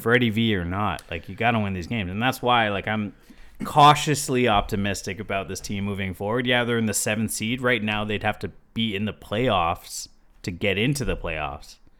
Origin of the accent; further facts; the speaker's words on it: Toronto, Ontario, Canada; We're from Toronto